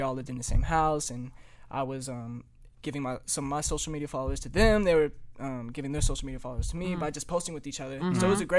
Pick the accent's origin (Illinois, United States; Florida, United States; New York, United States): Illinois, United States; also born or lived in California; I'm from Illinois since I'm like that's where I was raised.